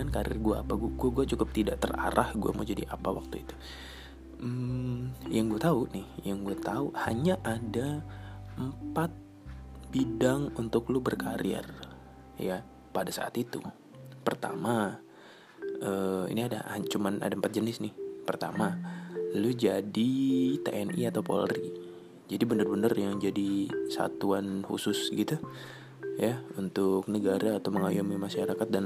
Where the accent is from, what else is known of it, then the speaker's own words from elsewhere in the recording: East Kalimantan, Indonesia; waktu gue masih sekolah SMA gue dari Kalimantan Timur gue tuh berpikir maksudnya uh, hanya tahu gitu ya lingkupnya kan kecil ya tempat gue nggak terlalu besar cuman ya ibaratnya kabupaten tingkat dua biasa